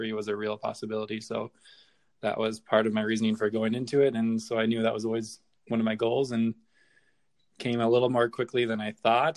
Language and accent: English; North Dakota, United States; moved away as an adult; also born or lived in Chicago; I grew up in North Dakota, high school, went to college at University of North Dakota in Grand Forks